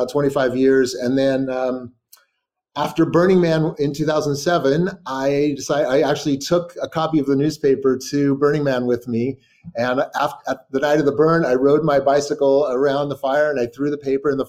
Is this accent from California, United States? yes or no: yes; Sacramento, California, United States; moved away as an adult; also born or lived in New York / Berlin; I am from Sacramento, California. I moved about 10 years ago to New York